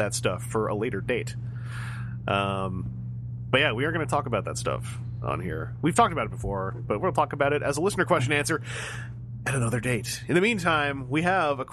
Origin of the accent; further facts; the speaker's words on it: Canada; I'm just a Canadian.